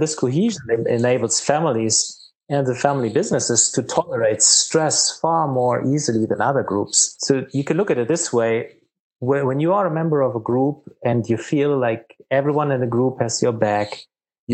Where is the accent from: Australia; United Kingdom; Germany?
Germany; now in Charlotte, United States; my home country in Germany